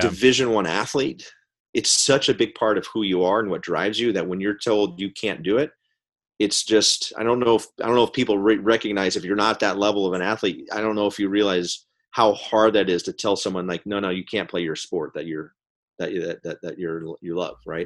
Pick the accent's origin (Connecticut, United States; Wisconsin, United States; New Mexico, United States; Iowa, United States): New Mexico, United States; Albuquerque; My hometown, Albuquerque, New Mexico